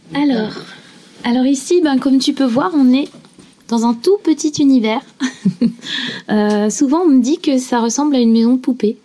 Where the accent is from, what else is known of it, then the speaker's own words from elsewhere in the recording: Clécy, Normandy, France; moved away as an adult; now in Honfleur, France; moi, je suis originaire euh, de Suisse normande, euh, Clécy, Thuriarcourt